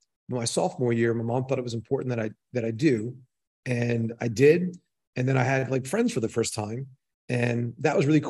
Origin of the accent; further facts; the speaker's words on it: Maryland, United States; moved away as an adult; also born or lived in Fort Collins, Colorado; I grew up in Maryland, really small town